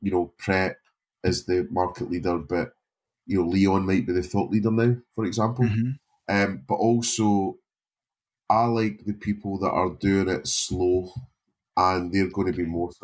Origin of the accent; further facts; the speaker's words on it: Scotland, United Kingdom; being Scottish